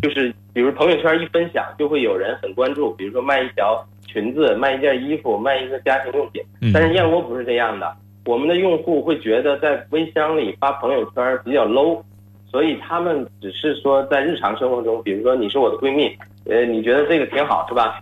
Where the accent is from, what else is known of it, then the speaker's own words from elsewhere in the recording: Shenzhen, Guangdong, China; now in Beijing, China; 我也是深圳人，我现在在北京创业